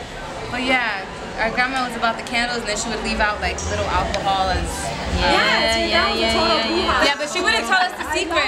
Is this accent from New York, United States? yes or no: yes; New York City, New York, United States; Astoria, New York, to be exact.